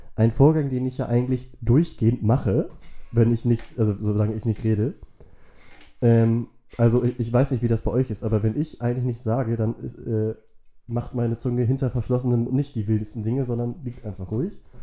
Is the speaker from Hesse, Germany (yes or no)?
no; Wentorf, Schleswig-Holstein, Germany; Wentorf, äh, dem Nachbardorf, wo ich aufgewachsen bin